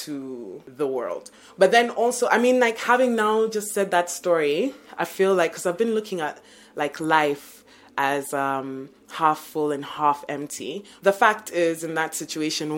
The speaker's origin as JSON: {"language": "English", "country": "Uganda", "moved": "yes", "lives_now": "Kenya", "said": "I'm from Uganda"}